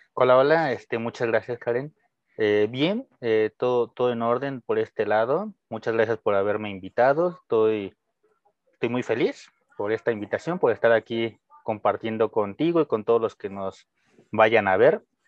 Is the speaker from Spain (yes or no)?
no; Mexico; first language Spanish; soy mexicano. Obviamente mi lengua materna es el español